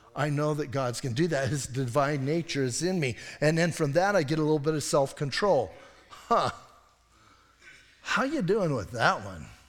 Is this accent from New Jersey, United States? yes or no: no; Bisbee, Arizona, United States; I'm from Bisbee